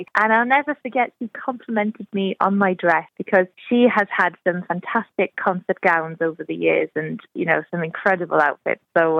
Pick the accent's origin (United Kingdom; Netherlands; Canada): United Kingdom; Wales; we have our own language here in Wales and our own little culture. So, yes, I'm Welsh through and through, and yes, very proud of my growing up in Wales.